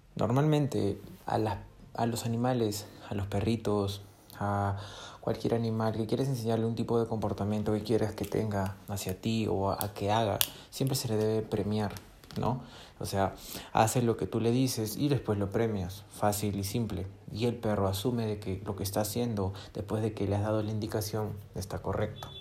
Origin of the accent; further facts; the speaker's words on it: Peru; yo soy de Perú